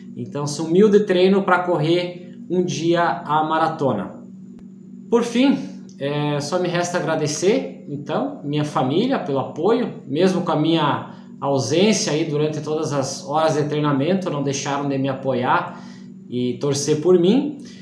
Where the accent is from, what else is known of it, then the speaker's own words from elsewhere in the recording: Iporã do Oeste, Santa Catarina, Brazil; sou da cidade de Iporã do Oeste, Santa Catarina